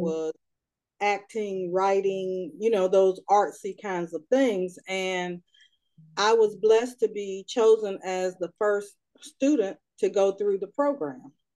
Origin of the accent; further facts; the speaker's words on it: Raleigh, North Carolina, United States; I am from Raleigh, North Carolina, and I am the youngest of four.